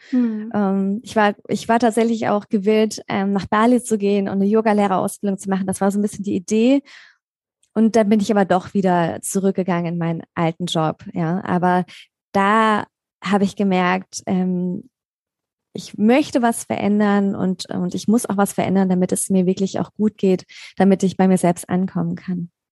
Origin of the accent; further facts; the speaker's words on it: Mainz, Rhineland-Palatinate, Germany; moved away as an adult; now in Black Forest area, Germany; ursprünglich komme ich aus Mainz oder besser gesagt aus der Nähe von Mainz